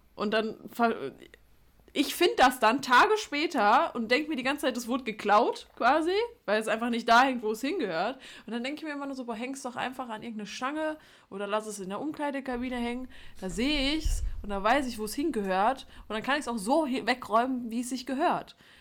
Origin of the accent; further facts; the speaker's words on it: Duisburg, North Rhine-Westphalia, Germany; bei uns in Duisburg